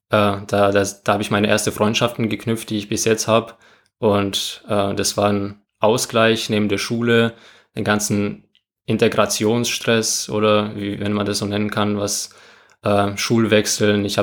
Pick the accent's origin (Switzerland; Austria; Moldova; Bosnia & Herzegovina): Moldova; now in Germany; Das war der Jahr, wo ich allgemein nach Deutschland gekommen bin. Ich komme ja aus Moldawien.